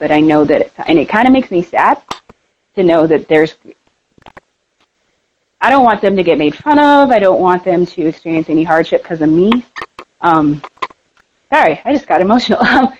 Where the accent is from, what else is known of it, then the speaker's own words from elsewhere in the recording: Denver, Colorado, United States; so where are you from? And I said, Denver?